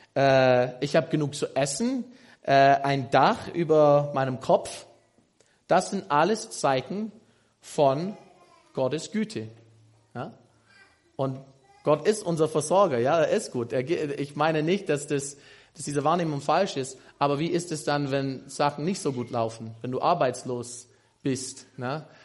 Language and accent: German; United States; German is a second language; moved away as an adult; now in Germany; Ich komme aus den USA, aus Amerika, bin hier in Doxadeo seit, oh, äh, ich glaube, knapp vier Jahren